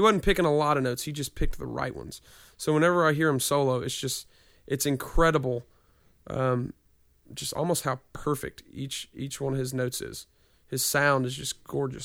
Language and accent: English; Nashville, Tennessee, United States; I grew up here